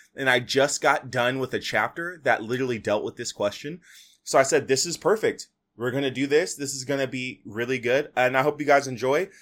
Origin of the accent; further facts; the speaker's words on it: Fresno, California, United States; I'm from Fresno